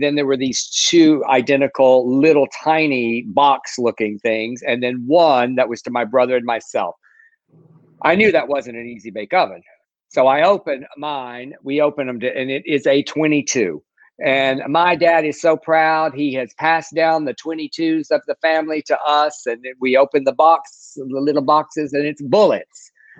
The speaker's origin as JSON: {"language": "English", "region": "South Texas", "country": "United States", "tie": "born or raised there", "moved": "yes", "lives_now": "Los Angeles, United States", "said": "when I grew up in South Texas, one of the great traditions that we had in the Mexican American culture was Christmas tamales."}